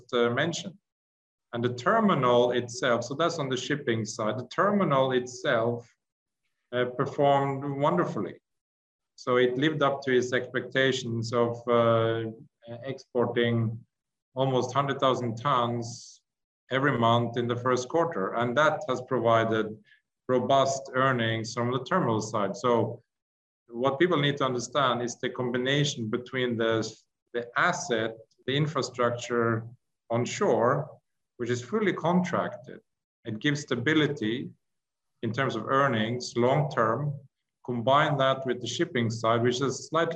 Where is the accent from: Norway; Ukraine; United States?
Norway; I'm from Norway, and we are bordering Russia up in Norway